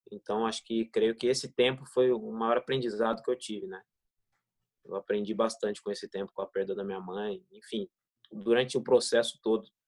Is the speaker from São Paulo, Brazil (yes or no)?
yes; Ribeirão Pires, São Paulo, Brazil; tinha família por perto lá no Ribeirão Pires, na minha cidade, onde eu nasci.